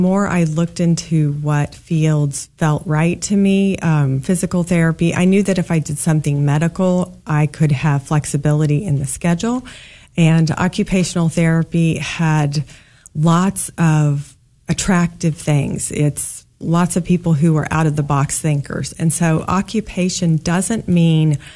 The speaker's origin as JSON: {"language": "English", "region": "Kansas", "country": "United States", "tie": "born or raised there", "also_born_or_lived": "St. Louis, Missouri", "said": "I was born in St. Louis, middle of three kids, and grew up mostly in Kansas"}